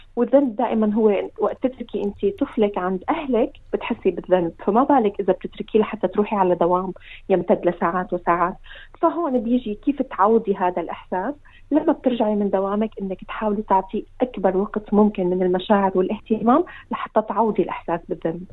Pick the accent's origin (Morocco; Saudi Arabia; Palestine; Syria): Syria; moved away as an adult; also born or lived in Iraq; now in Australia; نحن طلعنا من سوريا بظروف الحرب كانت كثير قاسيه واتجهنا نحن للعراق